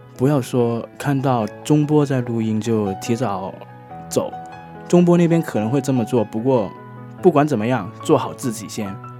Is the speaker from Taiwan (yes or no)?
no; Hong Kong; moved away as an adult; 我从家里上岗那边过来